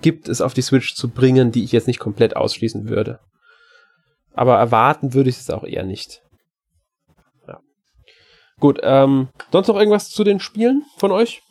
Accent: Germany; bei uns in Deutschland

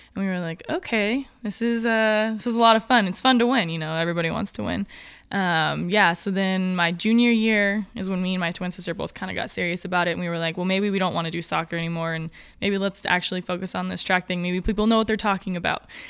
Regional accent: Grants Pass, Oregon, United States; I'm born and raised in Grants Pass, Oregon

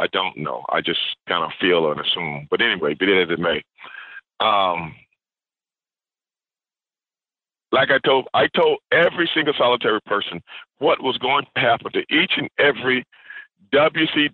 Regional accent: Houston, Texas, United States; also born or lived in South Park, Houston; when I was growing up in Sunnyside, Texas, Sunnyside neighborhood

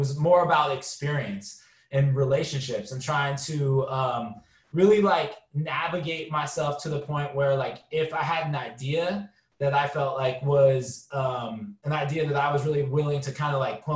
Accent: San Francisco, California, United States; growing up in San Francisco in the early and mid 90s

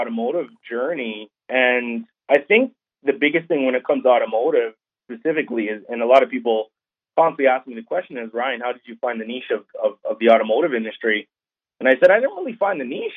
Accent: Canada; I was born in Canada

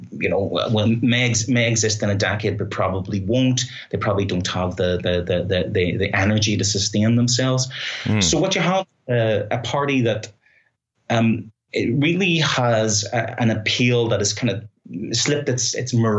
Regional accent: Belfast, Northern Ireland, United Kingdom; now in Ireland; speaking as a Northern Irish person, as a Belfast person

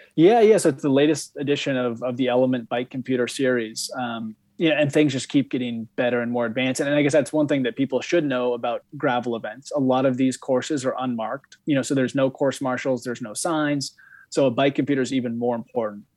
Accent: Bend, Oregon, United States; also born or lived in Europe; now in Vermont, United States; I grew up in Oregon

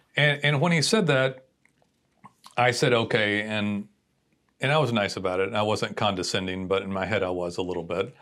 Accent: Texas, United States; direct Texan

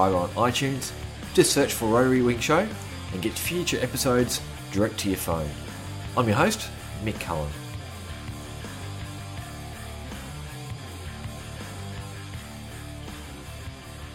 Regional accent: Australia; growing up in Australia, you know, I would have been in primary school when all this was happening.

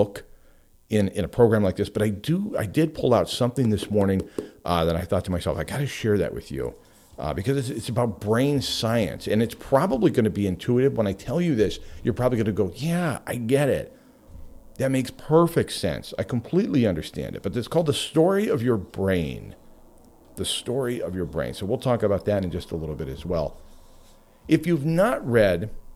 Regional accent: Homer, Alaska, United States; in my hometown of Homer, Alaska

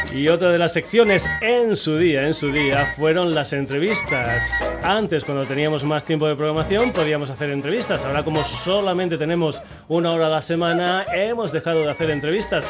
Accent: Burguillos del Cerro, Extremadura, Spain; Un servidor es extremeño, es eh, concretamente de un pueblo pequeñito que se llama Burguillos del Cerro

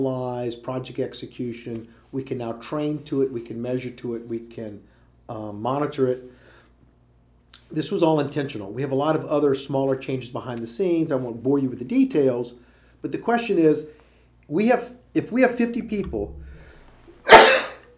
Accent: Louisiana, United States; moved away; I was raised and all of my formative years were in Louisiana

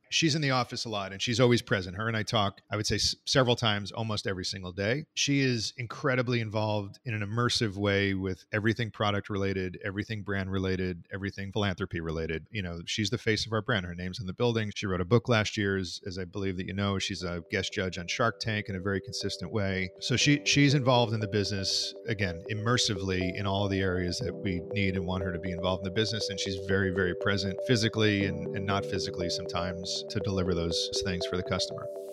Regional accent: New York, United States; I grew up in New York

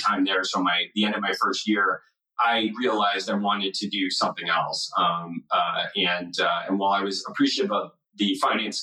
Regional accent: Los Angeles, California, United States; moved away as an adult; also born or lived in Nashville; now in Bay Area, United States; I grew up in Los Angeles. My mom and dad still live in the house that I grew up

